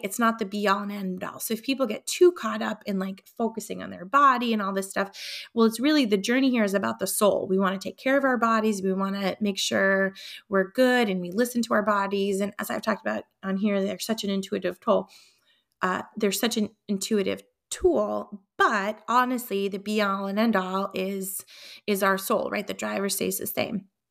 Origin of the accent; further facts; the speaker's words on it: Concord, New Hampshire, United States; Concord, New Hampshire, my hometown